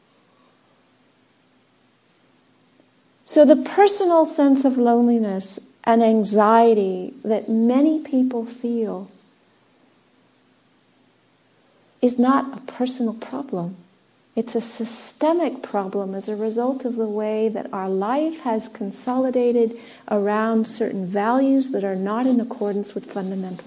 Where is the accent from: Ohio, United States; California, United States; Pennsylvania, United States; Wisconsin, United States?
California, United States; Southern; moved away; also born or lived in England / Australia; I was born in Southern California. I was born in a desert climate.